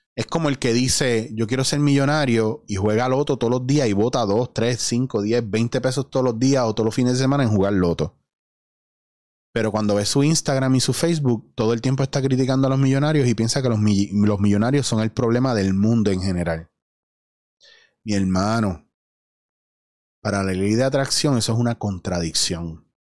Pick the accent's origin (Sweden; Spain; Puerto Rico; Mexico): Puerto Rico; la mayoría de los puertorriqueños, aparte de que no tenemos una identidad